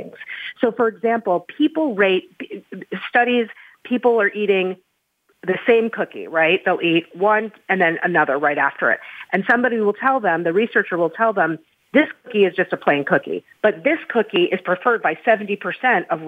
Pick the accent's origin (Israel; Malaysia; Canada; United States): United States; I am American. I've lived here my whole life